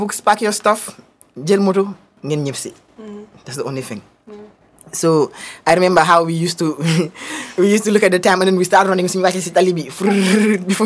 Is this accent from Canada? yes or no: no; Kerr Serign, Gambia; I personally grew up in Kesering and the neighborhood I grew up in was pretty mixed up